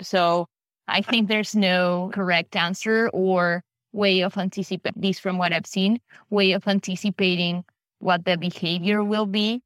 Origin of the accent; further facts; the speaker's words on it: Buenos Aires, Argentina; I'm from Buenos Aires, Argentina.